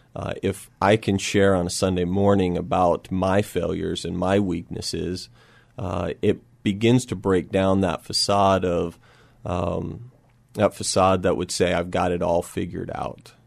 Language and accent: English; Oregon, United States; moved away as an adult; also born or lived in Spokane, Washington; now in San Antonio, United States; I grew up in Oregon